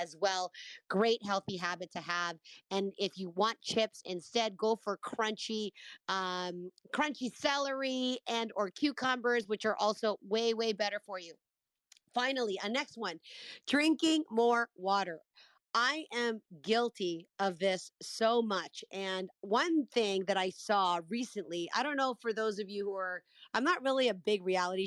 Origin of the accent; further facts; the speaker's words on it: Canada; I'm Canadian, for those who don't know. A lot of people think I'm American, but I'm Canadian.